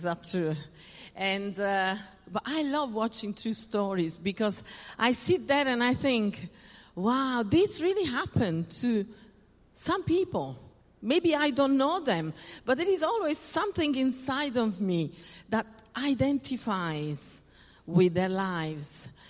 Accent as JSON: {"language": "English", "town": "Paris", "region": "Île-de-France", "country": "France", "tie": "born or raised there", "second_language": "English", "said": "My mother is French. I was born in Paris. My father is Italian."}